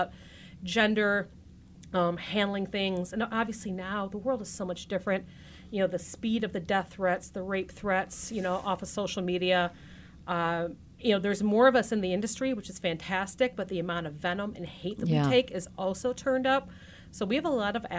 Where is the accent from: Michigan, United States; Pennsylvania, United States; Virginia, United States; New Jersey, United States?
Michigan, United States; Grosse Pointe; I grew up on the east side of Detroit, so I'm a native Detroiter. I'm from Grosse Pointe